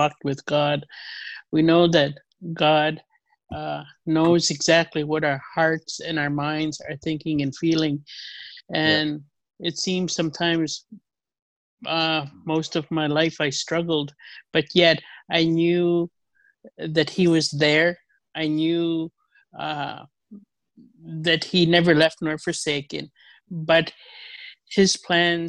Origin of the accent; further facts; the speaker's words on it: Saskatchewan, Canada; I'm also from Saskatchewan.